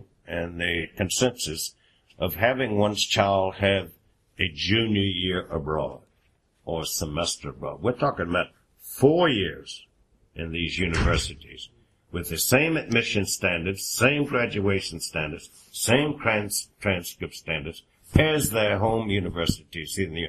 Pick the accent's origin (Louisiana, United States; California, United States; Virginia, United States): Virginia, United States; Richmond; I'm from Richmond, Virginia